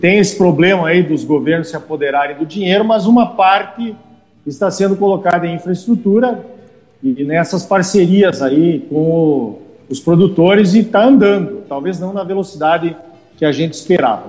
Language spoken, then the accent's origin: Portuguese; Erechim, Rio Grande do Sul, Brazil; accent: gauchesco; moved away as an adult; also born or lived in Passo Fundo / Santa Maria; now in Campo Novo do Parecis, Brazil; Eu sou natural de Erechim, é. E morei muito tempo em Passo Fundo e formei em agronomia em Santa Maria